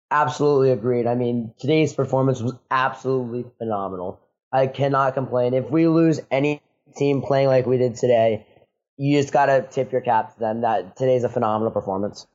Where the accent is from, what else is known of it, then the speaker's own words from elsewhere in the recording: United States; I'm from the United States